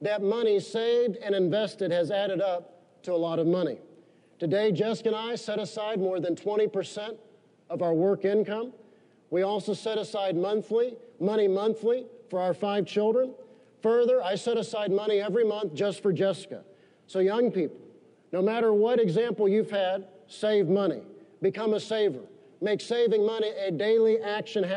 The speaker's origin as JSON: {"language": "English", "country": "United States", "said": "we're Americans"}